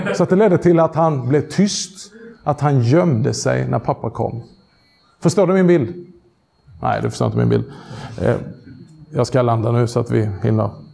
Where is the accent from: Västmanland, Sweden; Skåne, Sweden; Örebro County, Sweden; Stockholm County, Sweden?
Skåne, Sweden; accent: skånska; min skånska